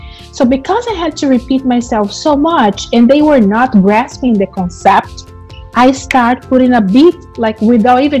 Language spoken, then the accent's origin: English; Brazil; English is a second language; moved away as an adult; now in United States; I'm originally from Brazil. I've been living in the US for about 18 years.